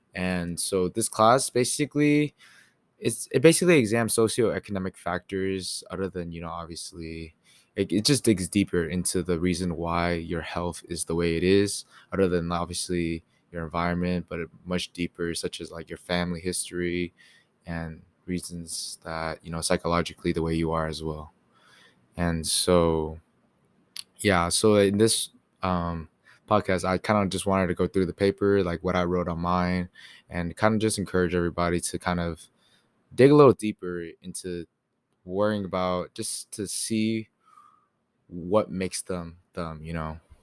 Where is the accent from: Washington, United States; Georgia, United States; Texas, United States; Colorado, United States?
Texas, United States; Katy; also born or lived in New York; now in College Station, United States; I was born in New York, and then I also moved to Katy, Texas around second grade